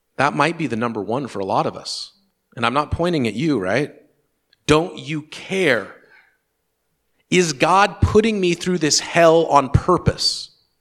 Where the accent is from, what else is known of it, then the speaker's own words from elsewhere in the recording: Western Washington, United States; my experience growing up in Western Washington